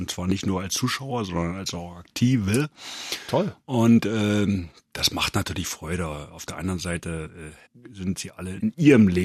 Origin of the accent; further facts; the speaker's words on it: Brandenburg, Germany; Und ich bin heute Brandenburger, da bin ich auch stolz drauf.